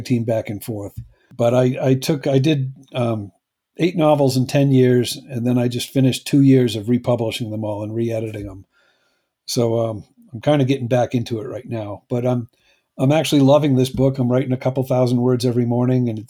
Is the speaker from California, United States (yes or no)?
no; New Hampshire, United States; accent: New Hampshire; my New Hampshire accent